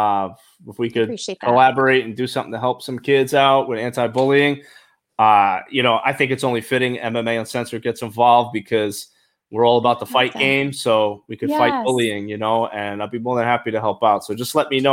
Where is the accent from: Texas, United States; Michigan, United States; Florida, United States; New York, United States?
New York, United States; New York City; I'm from Brooklyn, New York.